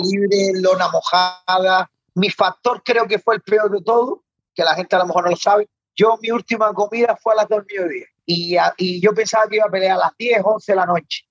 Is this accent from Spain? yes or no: yes; Canary Islands, Spain; soy canario